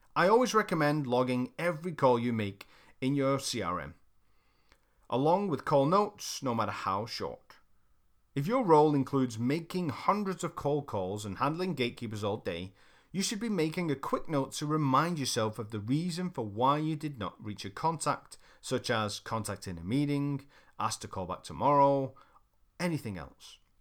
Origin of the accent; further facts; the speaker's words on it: United Kingdom; I'm British